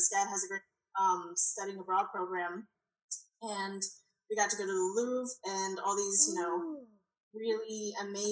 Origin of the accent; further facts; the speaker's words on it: Pennsylvania, United States; also born or lived in Savannah, Georgia; now in Oklahoma, United States; I was born in Pennsylvania, so I started there